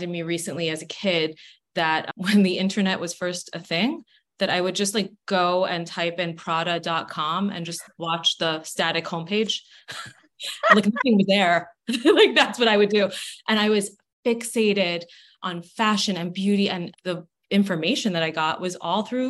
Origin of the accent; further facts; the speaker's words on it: New York City, New York, United States; also born or lived in Manhattan, New York; born and raised in Brooklyn, New York. Now I'm based in Manhattan, but not too far from home